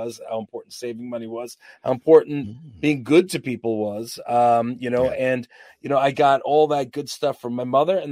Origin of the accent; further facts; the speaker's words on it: Uniondale, New York, United States; I'm New York. I'm Long Island